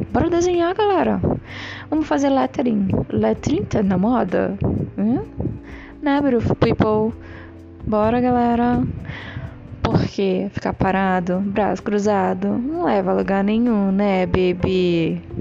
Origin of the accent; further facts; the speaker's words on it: Brazil; sou do Brasil